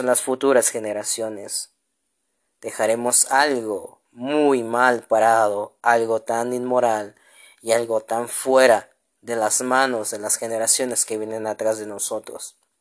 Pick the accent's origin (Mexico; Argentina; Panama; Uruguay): Mexico; como mexicanos